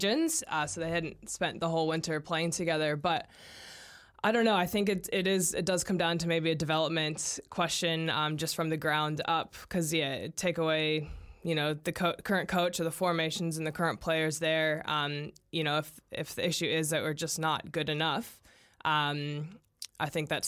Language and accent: English; United States; As an American